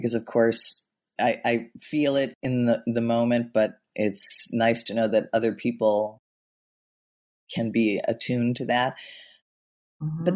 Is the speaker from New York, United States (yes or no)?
no; Chicago, Illinois, United States; I grew up in Chicago in the Midwest